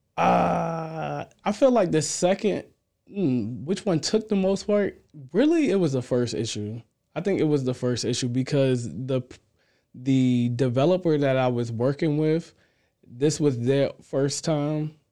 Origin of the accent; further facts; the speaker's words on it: Amityville, New York, United States; moved away as an adult; also born or lived in Queens, New York; now in Virginia, United States; I'm from Amityville, New York. I actually was born and raised in Queens, and then at the age of, like, what, I probably was about five years old, I moved to Amityville